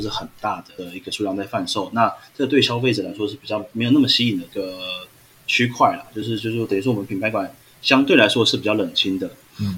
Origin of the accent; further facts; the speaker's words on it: Taiwan; 可是其实这个是我们台湾的观念啊